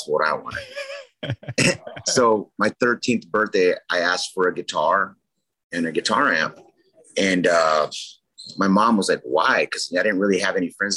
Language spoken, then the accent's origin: English; San Diego, California, United States; I grew up in South San Diego. Logan Heights, Chula Vista, National City